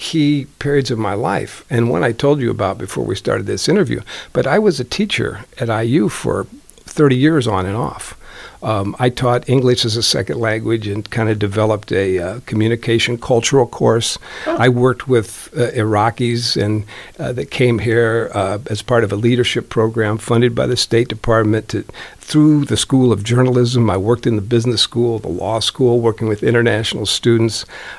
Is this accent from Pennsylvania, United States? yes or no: no; South Bend, Indiana, United States; now in Bloomington, United States; He was from Fort Wayne, and I was from South Bend.